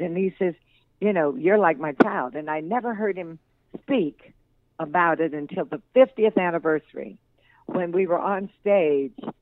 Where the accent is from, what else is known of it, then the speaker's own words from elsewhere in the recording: Denver, Colorado, United States; also born or lived in Dallas, Texas; I was born in the Rossonia, but um, later lived at Kidder Curtis Park and Emerson and all over but East Denver